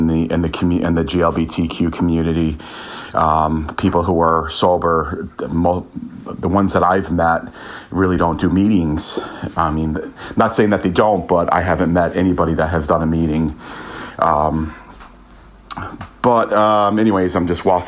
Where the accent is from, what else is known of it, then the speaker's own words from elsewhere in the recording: United States; moved away as an adult; also born or lived in Italy; now in Manchester, United Kingdom; I'm American, currently living in Manchester, UK